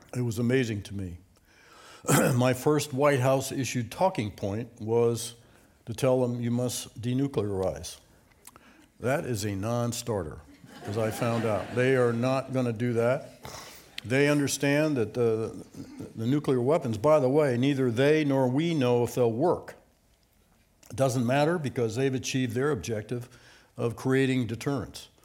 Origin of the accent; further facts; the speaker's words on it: United States; as an American